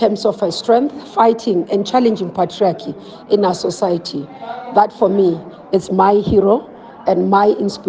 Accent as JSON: {"language": "English", "town": "Soweto", "region": "Gauteng", "country": "South Africa", "tie": "born or raised there", "said": "many of us as young women growing up in Soweto"}